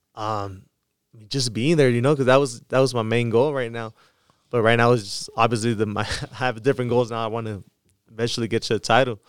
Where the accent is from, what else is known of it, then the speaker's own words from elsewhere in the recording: Mexicali, Baja California, Mexico; my hometown, uh, Mexicali